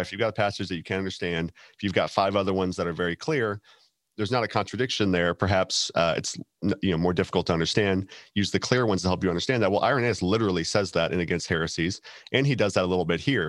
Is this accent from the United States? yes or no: yes; Texas, United States; from Texas